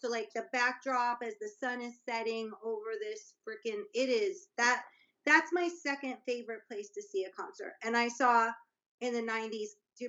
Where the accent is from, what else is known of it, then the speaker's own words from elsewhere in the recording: Colorado, United States; also born or lived in Seattle; now in Los Angeles, United States; I grew up in Colorado.